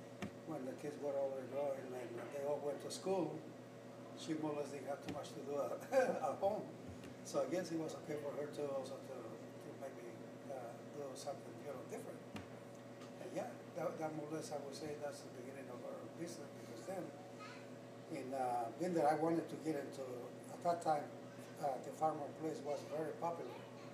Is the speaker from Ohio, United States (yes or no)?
yes; Youngstown, Ohio, United States; also born or lived in Mexico; We are from the west side, because when we came from Mexico, my family located on the west side of town, of Youngstown, and we were very much familiar with this side of town.